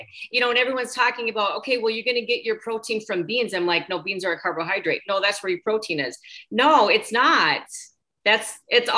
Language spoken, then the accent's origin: English; Minnesota, United States; moved away as an adult; now in Florida, United States; I'm originally from Minnesota, which is where Susan is from